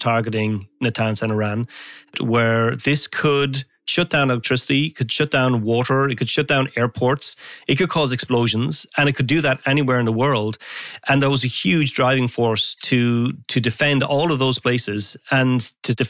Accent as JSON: {"language": "English", "country": "Ireland", "moved": "yes", "lives_now": "Los Angeles, United States", "said": "I'm Irish, but I'm living in Los Angeles, so I would make a lot of calls home to Ireland"}